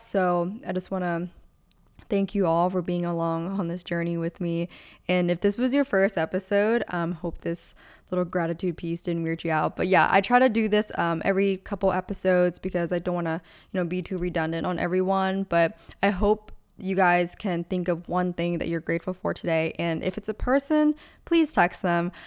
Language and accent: English; United States; I was born in America